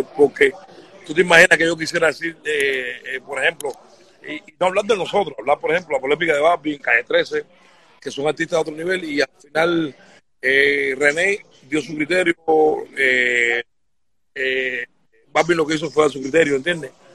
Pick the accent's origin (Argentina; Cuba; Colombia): Cuba; nosotros como cubanos